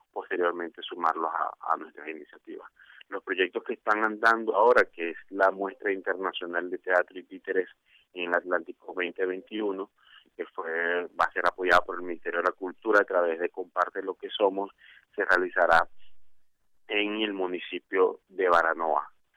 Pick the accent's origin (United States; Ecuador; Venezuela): Venezuela; now in Colombia; en su mayoría somos venezolanos, ya radicados acá en Colombia desde hace más de cinco años